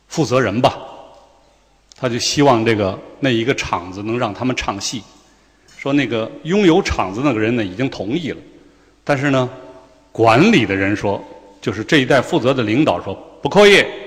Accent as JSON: {"language": "Chinese", "town": "Chengdu", "region": "Sichuan", "country": "China", "said": "我们成都人"}